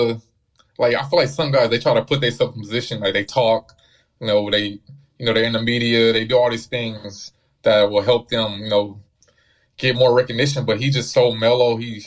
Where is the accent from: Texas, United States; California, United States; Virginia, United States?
California, United States; Los Angeles; I'm from here